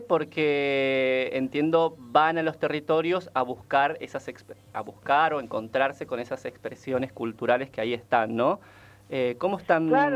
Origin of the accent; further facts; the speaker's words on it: Formosa, Argentina; now in Buenos Aires, Argentina; yo además soy de Formosa